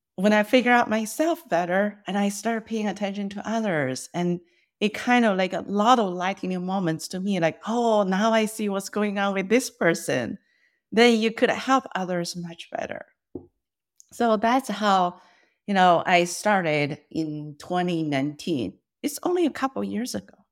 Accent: China; first language Mandarin; English is a second language; moved away as an adult; now in United States; I was born and raised in China

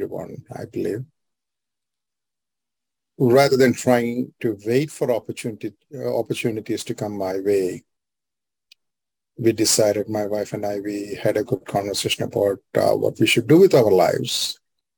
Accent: India; moved away as an adult; now in United States; I am from India. I was born and raised over there.

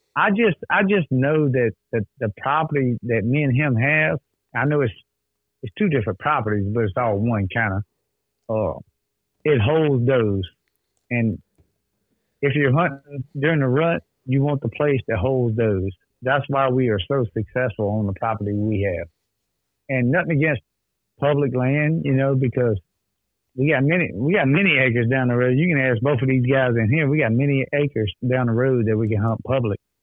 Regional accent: the South, United States; we're from the South

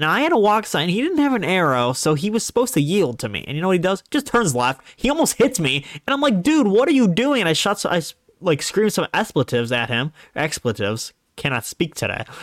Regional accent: Ohio, United States; I'm from Ohio

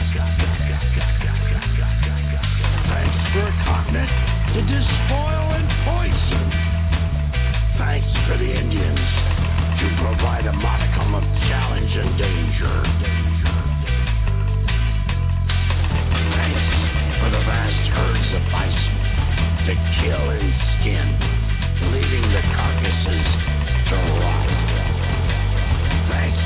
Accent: Long Island, New York, United States; I was a coastal kid. I grew up in Long Island, New York, and I partied in the city

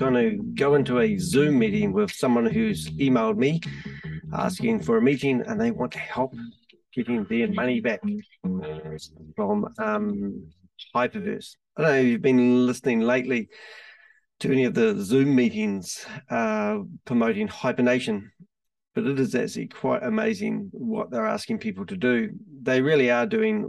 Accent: Christchurch, Canterbury, New Zealand; I'm from Christchurch. We're based in New Zealand

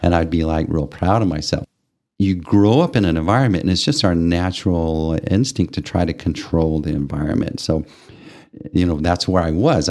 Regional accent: Amarillo, Texas, United States; moved away as an adult; also born or lived in Japan; growing up in Amarillo

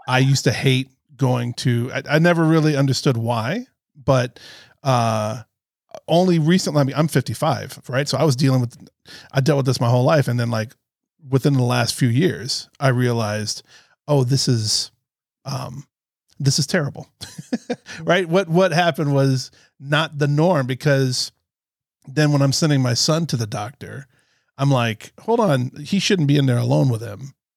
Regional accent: Florida, United States; I'm from Florida

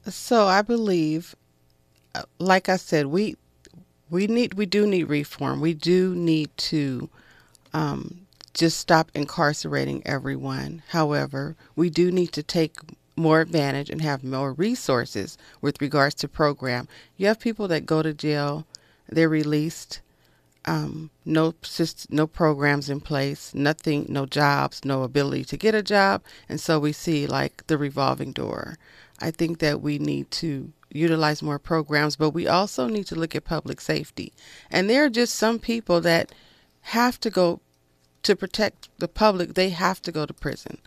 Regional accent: Los Angeles, California, United States; Growing up in South Central Los Angeles, I was raised by a single mother.

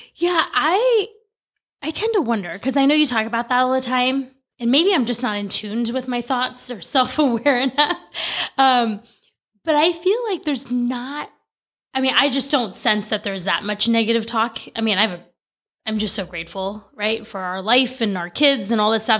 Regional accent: California, United States; moved away as an adult; also born or lived in Oregon; I grew up in California. We lived in Oregon for less than a year, came back to California

